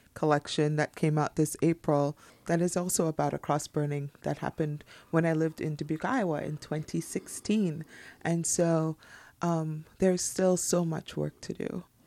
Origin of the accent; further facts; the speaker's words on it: Trinidad & Tobago; moved away; also born or lived in United States; I'm from Trinidad and Tobago, but I have three degrees from the United States universities